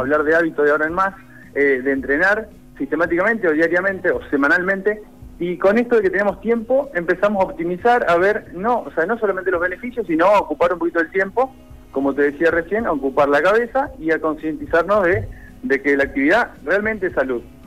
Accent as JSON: {"language": "Spanish", "country": "Argentina", "said": "Nosotros como argentinos"}